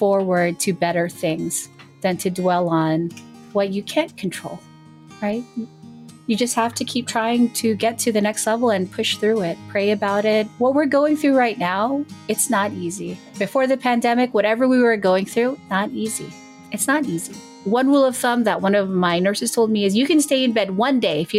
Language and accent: English; New Jersey, United States; I am from New Jersey and I do work in legal services.